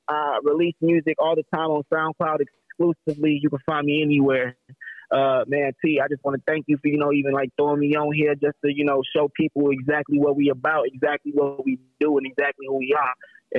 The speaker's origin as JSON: {"language": "English", "town": "Chicago", "region": "Illinois", "country": "United States", "said": "I'm from Chicago, Illinois, you know, I've moved around everywhere just to spread this message"}